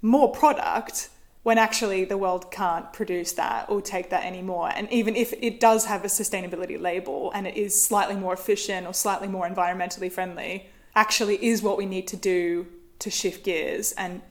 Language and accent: English; Australia; I grew up in Australia